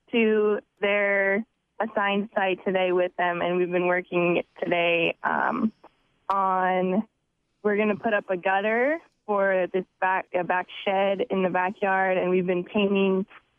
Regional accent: Aurora, Colorado, United States; I am from Aurora, Colorado. It's just southeast of Denver, Colorado

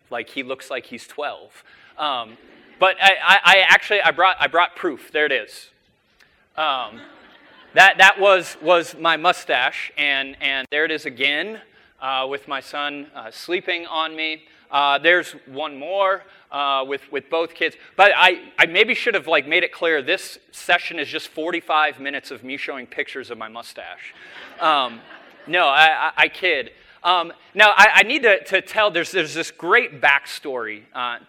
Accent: Twin Cities, Minnesota, United States; now in Seattle, United States; I'm from the Twin Cities area originally

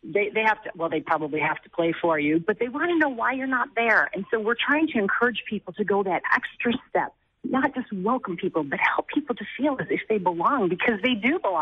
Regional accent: Buffalo, New York, United States; I'm from Buffalo

